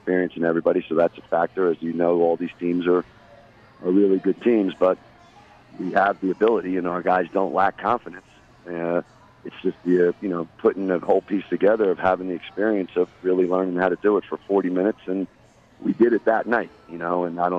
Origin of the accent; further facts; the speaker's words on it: Toms River, New Jersey, United States; I went to high school in Toms River, but I grew up on the beach